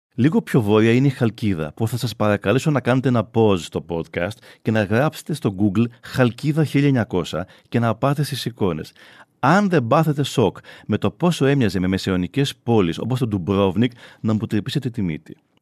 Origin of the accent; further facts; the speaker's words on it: Astros, Peloponnese, Greece; η πατρίδα μου το άστρος κινουρίας